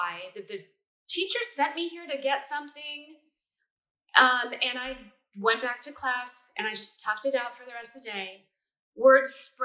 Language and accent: English; Taft, California, United States; also born or lived in Culver City, California; I grew up in a small town called Taft, which is 30 miles west of Bakersfield in the middle of the oil fields